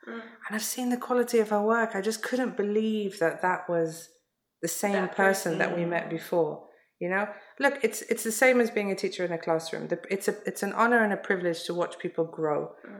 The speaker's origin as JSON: {"language": "English", "region": "London", "country": "United Kingdom", "tie": "born or raised there", "said": "I was mm-hmm. born and born and raised in London"}